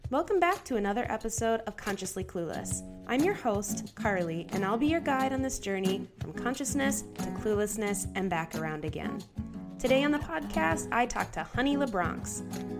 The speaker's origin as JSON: {"language": "English", "town": "Grand Marais", "region": "Minnesota", "country": "United States", "said": "I am from Grand Marais, Minnesota, so like way up north"}